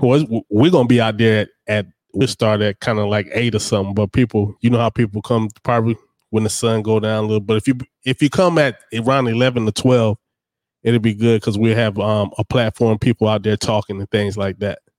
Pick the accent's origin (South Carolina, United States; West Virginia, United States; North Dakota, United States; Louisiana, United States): South Carolina, United States; Darlington; I'm from Darlington, South Carolina